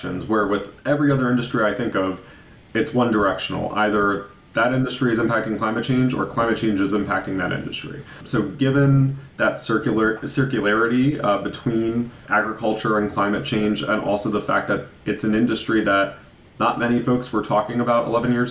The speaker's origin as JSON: {"language": "English", "area": "Hudson Valley, Ulster County", "region": "New York", "country": "United States", "tie": "born or raised there", "said": "growing up in the Hudson Valley, I grew up around farmland"}